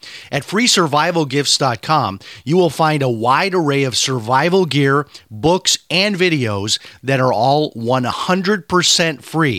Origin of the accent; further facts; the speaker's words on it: Chicago, Illinois, United States; And it's kind of like it how it used to be when I grew up in Chicago. We would go to the White Sox games